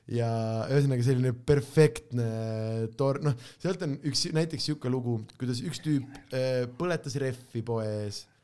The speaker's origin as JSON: {"language": "Estonian", "town": "Pärnu", "region": "Pärnu County", "country": "Estonia", "said": "sest ma olen äh, ka väikest viisi Pärnu poiss tegelikult."}